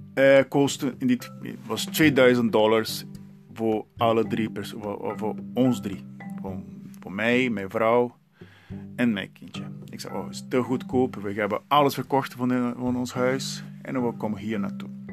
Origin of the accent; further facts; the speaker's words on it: Santos, São Paulo, Brazil; first language Portuguese; Dutch is a second language; moved away as an adult; now in Heerlen, Netherlands; ik ben daar geboren en 32 jaar daar gewoond.